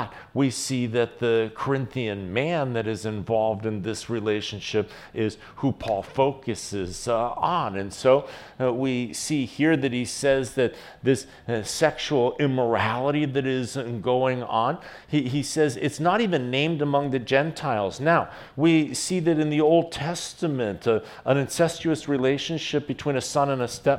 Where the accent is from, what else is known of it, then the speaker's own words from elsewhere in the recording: United States; As an American